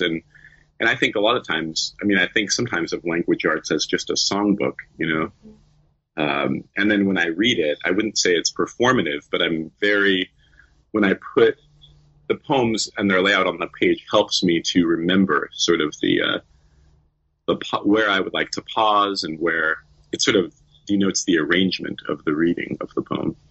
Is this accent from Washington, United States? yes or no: yes; Suquamish, Washington, United States; now in San Francisco, United States; I grew up in Suquamish, uh, which is on the Puget Sound